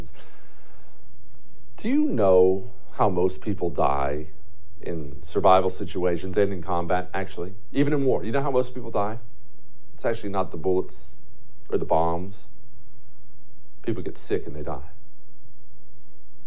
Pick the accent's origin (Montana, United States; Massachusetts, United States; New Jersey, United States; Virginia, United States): Montana, United States; I grew up in Montana